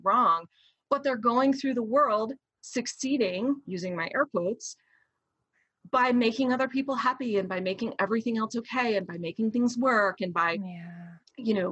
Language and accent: English; Florida, United States; I was raised in the Deep South. And I mean, Florida, but like the backwoods of Florida.